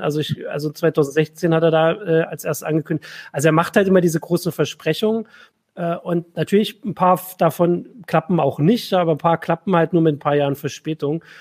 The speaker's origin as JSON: {"language": "German", "region": "East Germany", "country": "Germany", "said": "ich bin ja jetzt äh, aus dem Osten"}